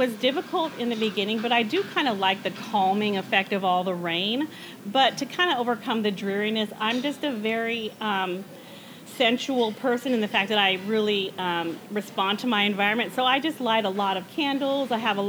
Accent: New Mexico, United States; Yeah, so I lived there my whole life. I am half Spanish and half Puerto Rican. So my dad came to New Mexico and met my mom

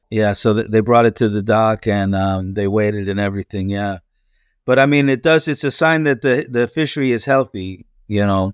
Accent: Pennsylvania, United States; moved away as an adult; now in Florida, United States; I grew up in Pennsylvania, uh, that which is the nor-, in the northeast, northeastern part of the U S

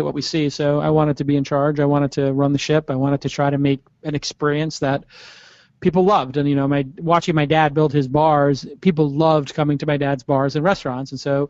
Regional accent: New York City, New York, United States; I grew up in Brooklyn, an area of Brooklyn called Bay Ridge, which is in the south area, southwest

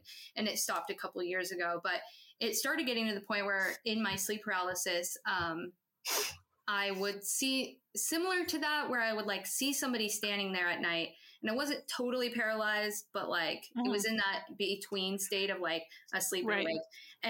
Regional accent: Montana, United States; I'm from Montana originally.

